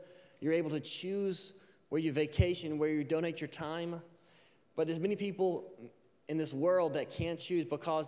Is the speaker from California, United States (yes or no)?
no; Alabama, United States; I'm from Alabama